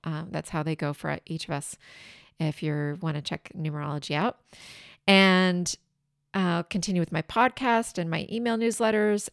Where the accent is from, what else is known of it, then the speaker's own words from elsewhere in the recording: southeastern Washington, United States; moved away; my hometown is in southeastern Washington.